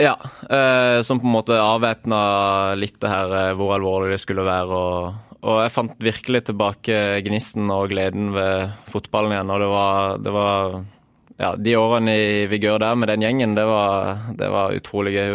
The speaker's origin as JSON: {"language": "Norwegian", "region": "Agder", "country": "Norway", "said": "som sørlending"}